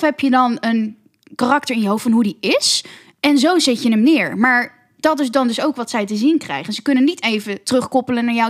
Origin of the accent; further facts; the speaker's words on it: Amsterdam, North Holland, Netherlands; ik ben 25 en ik kom uit Amsterdam